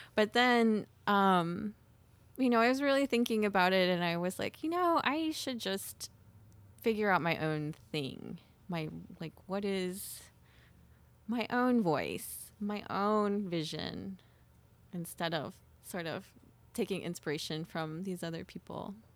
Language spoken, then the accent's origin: English; Miami, Oklahoma, United States; I grew up in Miami, Oklahoma